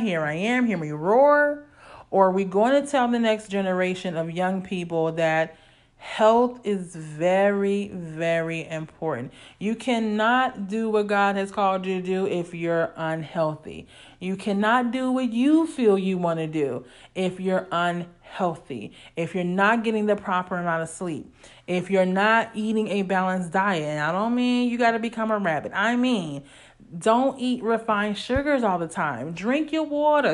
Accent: Illinois, United States; growing up in Illinois

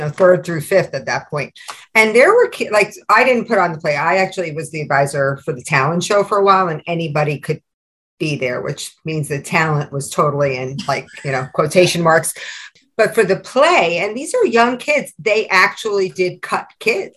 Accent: New York, United States; now in New Jersey, United States; being a New Yorker

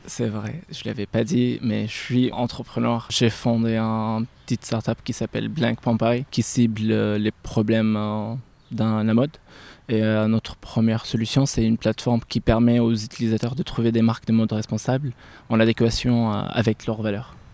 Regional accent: Aleppo, Aleppo Governorate, Syria; moved away; je suis né à Alep, euh, Syrie

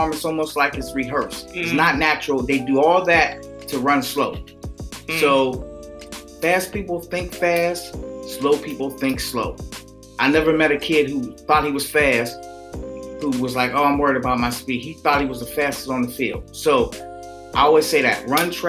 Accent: Pittsburgh, Pennsylvania, United States; I'm from Pittsburgh

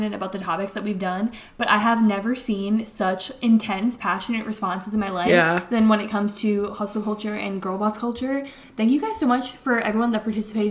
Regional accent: Connecticut, United States; we live in New England. We're from Connecticut

